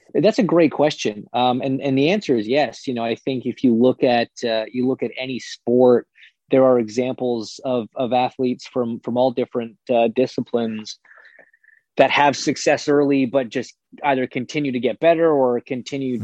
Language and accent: English; Toronto, Ontario, Canada; I grew up in Canada, I grew up in Toronto